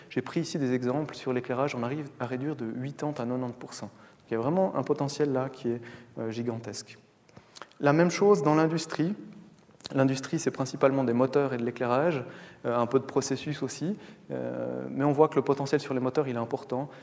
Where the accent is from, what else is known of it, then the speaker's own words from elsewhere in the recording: Valais, Switzerland; je viens du Valais